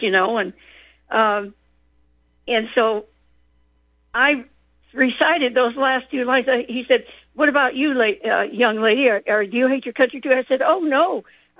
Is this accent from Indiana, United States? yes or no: yes; South Bend, Indiana, United States; I was born in South Bend, Indiana